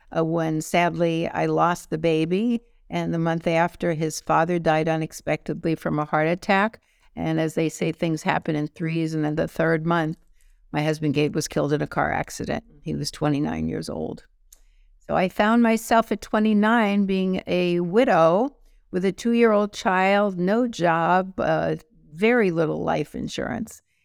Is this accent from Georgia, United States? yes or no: no; New York City, New York, United States; moved away; growing up in New York City